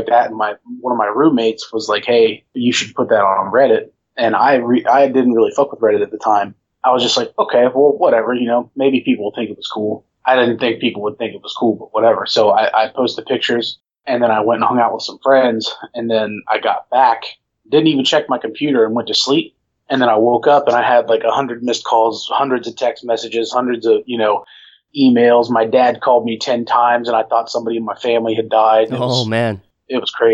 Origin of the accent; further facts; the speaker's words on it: Delaware, Ohio, United States; also born or lived in Florida / Columbus, Ohio; I'm from Delaware, Ohio